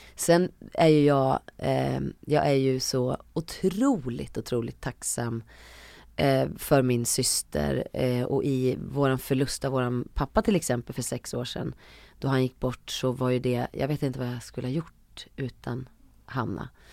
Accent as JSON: {"language": "Swedish", "area": "Hälsingland", "region": "Gävleborg County", "country": "Sweden", "moved": "yes", "lives_now": "Stockholm, Sweden", "said": "ville jag bara bort från Hälsingland. Jag tyckte att det var för, för litet och för inskränkt. Um, så när jag väl flyttade till Stockholm"}